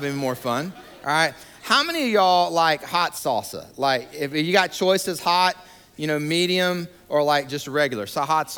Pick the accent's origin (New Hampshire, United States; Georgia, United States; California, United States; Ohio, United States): Georgia, United States; moved away as an adult; also born or lived in Atlanta, Georgia / New York / Denver, Colorado / Montgomery, Alabama; now in Raleigh-Durham, United States; I was born and raised in Georgia